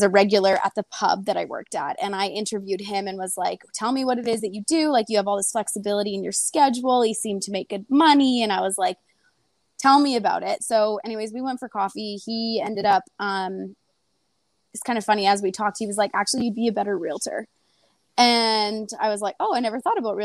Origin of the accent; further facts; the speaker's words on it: British Columbia, Canada; also born or lived in Kamloops, British Columbia; I am from BC, Canada. I actually was from like a really, really small town, like growing up